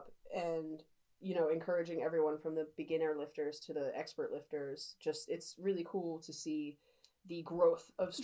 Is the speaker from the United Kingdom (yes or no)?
yes; England, United Kingdom; as English citizens